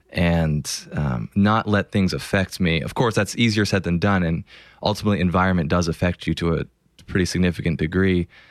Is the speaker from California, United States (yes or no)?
yes; Los Angeles, California, United States; I grew up in Los Angeles and I grew up a huge Lakers fan from day one.